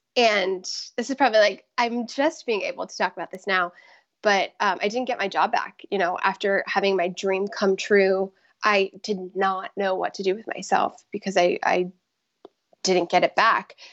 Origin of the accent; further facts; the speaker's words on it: Tampa, Florida, United States; moved away; I grew up in the Tampa Bay area in Florida